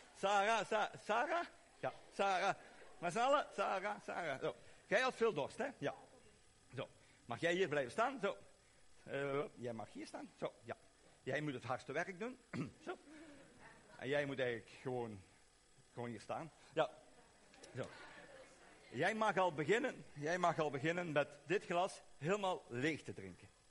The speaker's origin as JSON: {"language": "Dutch", "country": "Belgium", "said": "Maar ik kom uit België"}